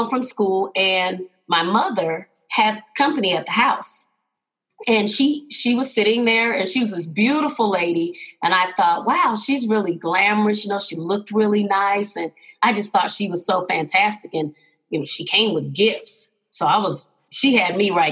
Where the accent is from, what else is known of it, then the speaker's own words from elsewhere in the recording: Houston, Texas, United States; now in Denver, United States; I am originally from Houston, Texas. Always got to give a shout out to the hometown